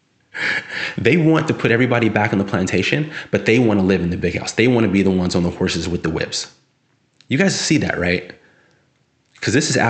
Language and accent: English; South San Francisco, California, United States; now in Sacramento, United States; I'm from San Francisco, South City. So I went to public schools down there, and then also in Northern California, in the Sacramento area, where I reside now